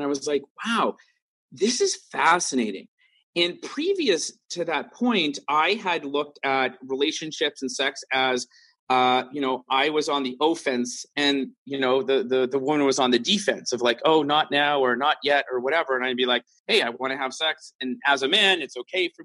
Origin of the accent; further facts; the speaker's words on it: Vancouver, British Columbia, Canada; growing up in Vancouver, I worked in nightclubs a lot